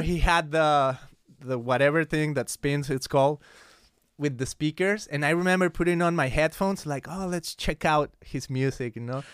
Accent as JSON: {"language": "English", "town": "Guadalajara", "region": "Jalisco", "country": "Mexico", "tie": "born or raised there", "moved": "yes", "lives_now": "United States", "said": "I grew up in Guadalajara, Mexico. Uh, it's a city in the state of Jalisco"}